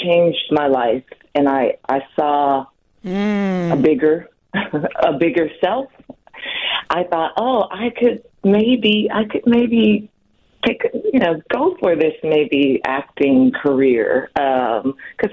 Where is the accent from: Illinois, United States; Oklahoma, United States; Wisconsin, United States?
Wisconsin, United States; Milwaukee; moved away as an adult; I was born in Milwaukee